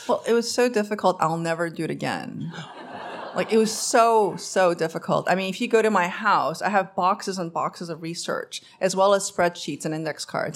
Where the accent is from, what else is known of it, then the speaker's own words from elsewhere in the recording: New York, United States; English is a second language; also born or lived in Korea; I grew up in Queens, New York